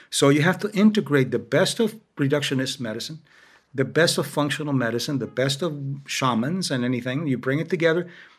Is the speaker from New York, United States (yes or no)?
yes; New York, United States; also born or lived in Miami, Florida; I grew up in New York and Miami. In New York, I was living as a child in an Irish-German neighborhood. There weren't a lot of Spanish at the time.